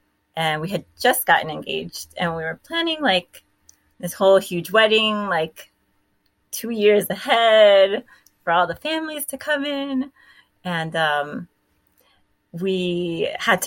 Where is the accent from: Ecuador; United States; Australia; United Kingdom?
United States; Miami, Florida; moved away as an adult; also born or lived in Tennessee; So I was born in Miami. I got my master's at FIU in Miami